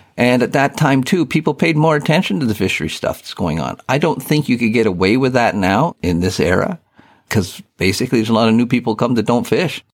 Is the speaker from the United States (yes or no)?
no; Eastern Ontario, Canada; moved away as an adult; also born or lived in Yorkton, Saskatchewan; now in Campbell River, Canada; I was born and raised in Eastern Ontario on the Saint Lawrence